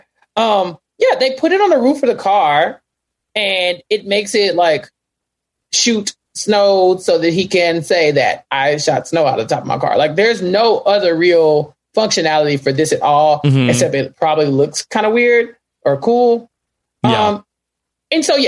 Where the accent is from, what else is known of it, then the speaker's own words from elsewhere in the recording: Central Texas, United States; I am from Central Texas